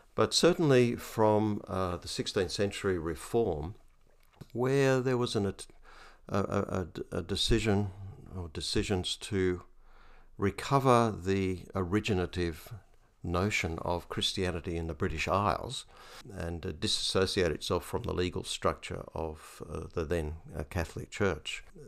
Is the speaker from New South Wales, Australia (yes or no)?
yes; Hunter Valley, New South Wales, Australia; I'm a cradle Anglican and I grew up in the Hunter Valley